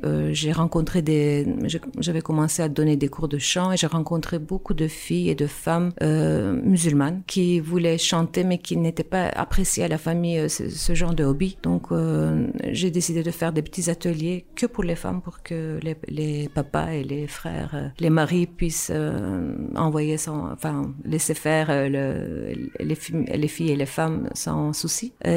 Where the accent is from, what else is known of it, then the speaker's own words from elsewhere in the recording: Istanbul, Turkey; French is a second language; moved away as an adult; now in Brussels, Belgium; moi, je viens d'Istanbul, en fait. Je suis née en Turquie, à Istanbul, des parents musiciens. Et donc, j'ai commencé à faire euh, de la musique, des instruments, du violon, du hautbois quand j'étais petite